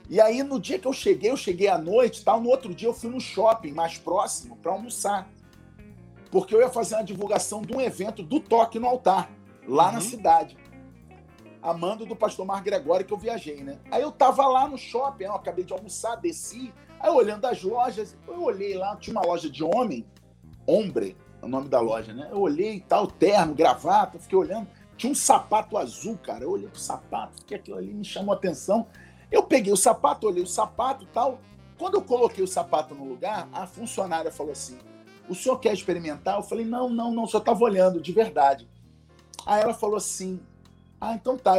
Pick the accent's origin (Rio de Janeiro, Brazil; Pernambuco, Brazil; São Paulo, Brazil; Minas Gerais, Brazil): Rio de Janeiro, Brazil; accent: carioca; moved away as an adult; also born or lived in Niterói; now in Vila Velha, Brazil; nascido e criado no Rio, fui criado na Tijuca, né? Então, assim, minha infância toda foi no bairro da Tijuca, no Rio de Janeiro